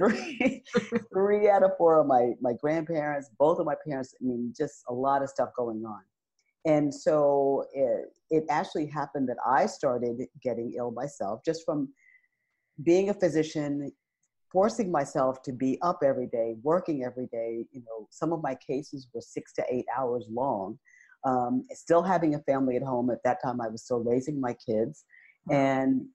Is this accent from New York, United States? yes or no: yes; New York City, New York, United States; moved away as an adult; also born or lived in Northeast North Carolina; to move from New York City, been born and raised there, to Northeast North Carolina